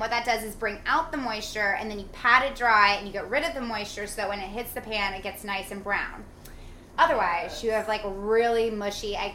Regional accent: New Jersey, United States; I grew up in New Jersey.

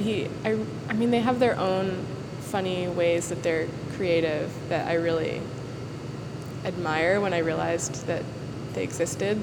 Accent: Worcester, Massachusetts, United States; now in New York City, United States; I grew up in central Massachusetts

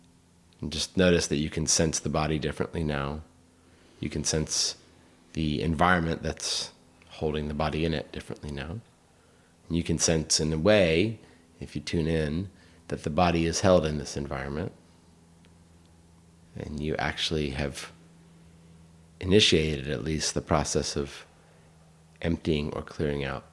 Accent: Northern Virginia, United States; growing up in Northern Virginia

